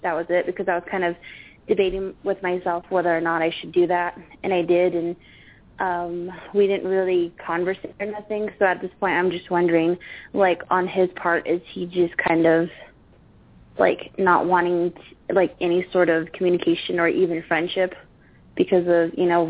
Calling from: Arizona, United States

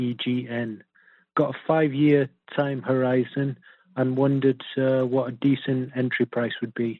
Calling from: England, United Kingdom; I'm calling from England.

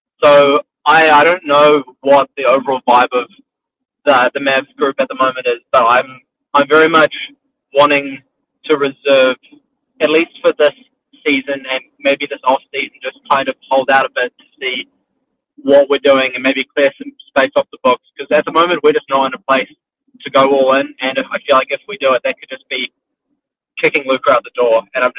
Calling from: New Zealand; New Zealand.

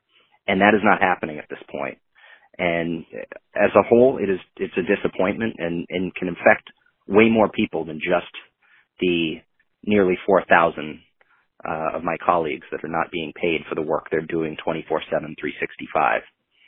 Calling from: Maine, United States; calling from Maine.

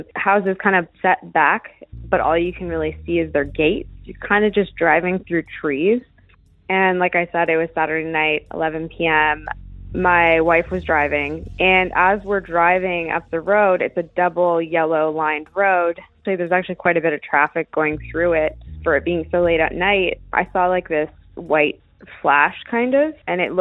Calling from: Santa Monica, California, United States; I'm calling from Los Angeles, California

